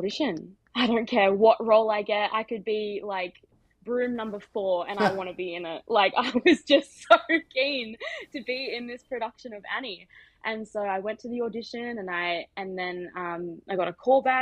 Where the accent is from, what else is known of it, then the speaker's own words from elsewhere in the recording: Central Coast, New South Wales, Australia; I grew up on the Central Coast.